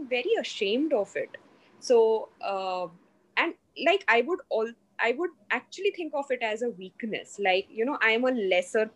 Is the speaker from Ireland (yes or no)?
no; Mumbai, Maharashtra, India; So I'm from Mumbai. I'm basically from Mumbai